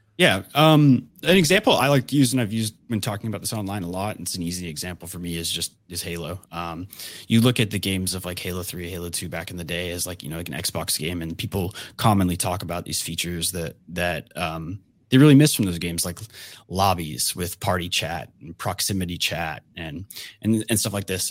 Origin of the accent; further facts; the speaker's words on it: Georgia, United States; I grew up in Georgia